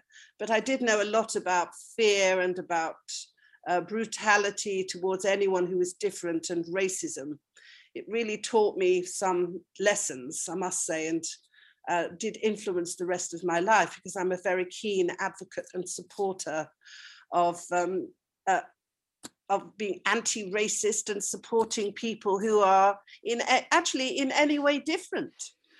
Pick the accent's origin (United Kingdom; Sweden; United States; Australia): United Kingdom; North West England; So I was brought up in a small working class mill town in Lancashire. As you can hear from my accent, it's true, I completely reinvented myself.